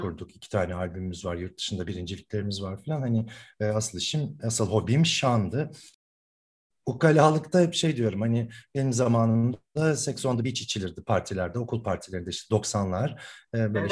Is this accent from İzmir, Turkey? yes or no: no; Ankara, Turkey; moved away as an adult; now in Istanbul, Turkey; Ankaralıyım ben. Ee, bütün okul hayatım Ankara'da geçti.